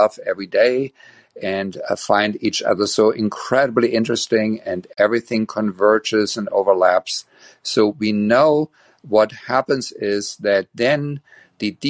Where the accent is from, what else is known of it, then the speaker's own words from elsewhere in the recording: Germany; English is a second language; moved away as an adult; now in Berkeley, United States; as you can probably hear from my slight accent, I am from Germany, and I got my education as a psychologist in Germany. And this June, it is 40 years that I immigrated to United States